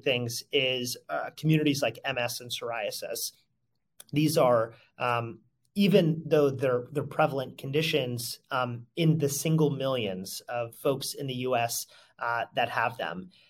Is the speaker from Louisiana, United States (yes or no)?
no; Connecticut, United States; moved away as an adult; also born or lived in Brooklyn, New York / Mississippi; now in New York City, United States; I grew up in Connecticut